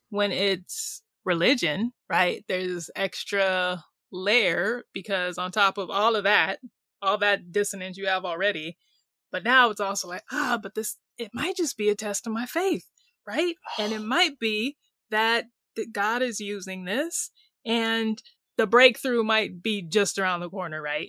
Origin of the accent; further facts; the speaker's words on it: California, United States; moved away as an adult; also born or lived in Sydney, Australia / New York; I'm from California, but had moved to New York